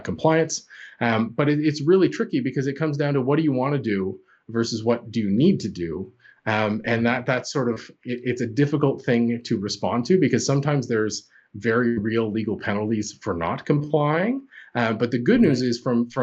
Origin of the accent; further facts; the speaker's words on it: Canada; accent: Canadian; I'm Canadian by my accent